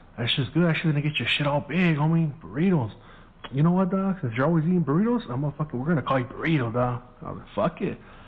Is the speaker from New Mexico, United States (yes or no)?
no; San Gabriel, California, United States; first language Spanish; English is a second language; growing up in Mexican neighborhoods